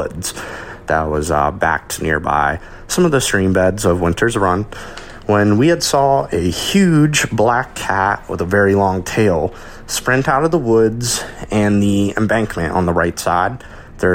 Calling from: Maryland, United States; I'm calling from Maryland

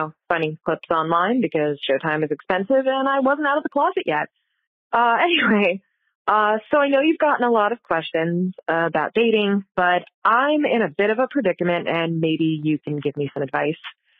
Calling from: Philadelphia, Pennsylvania, United States; Hey, Kate and Leisha. … from Philadelphia.

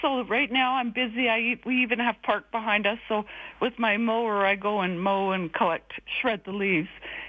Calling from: Kelowna, British Columbia, Canada; moved away as an adult; I'm calling from Airdrie. I'm a three-year new resident of Alberta, coming from Kelowna.

